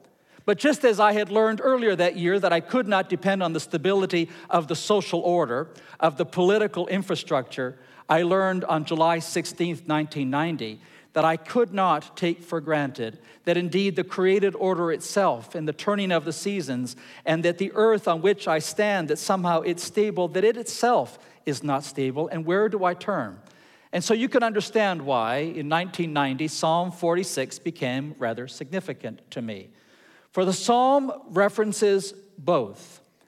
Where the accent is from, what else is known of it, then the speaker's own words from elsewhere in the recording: Ecuador; Now, I grew up in Ecuador. I grew up in Latin America. And we had earthquakes all the time.